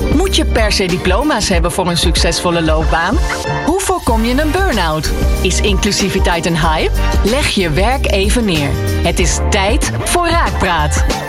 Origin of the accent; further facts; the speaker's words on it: Amsterdam, North Holland, Netherlands; also born or lived in Huizen; Ik ben opgegroeid in Amsterdam. Tot mijn tiende, daarna ben ik naar, eh, Huizen verhuisd.